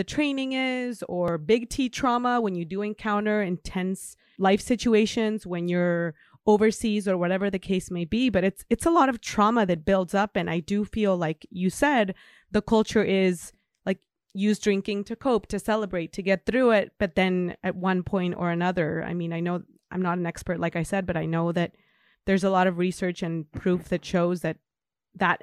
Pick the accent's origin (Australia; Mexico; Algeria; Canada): Mexico; now in United States; I'm from Mexico.